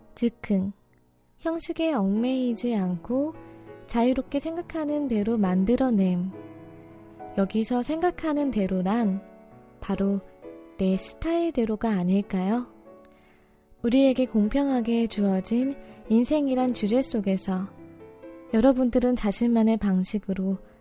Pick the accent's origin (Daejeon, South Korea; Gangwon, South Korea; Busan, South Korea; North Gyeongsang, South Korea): Daejeon, South Korea; 제 고향이 대전이잖아요.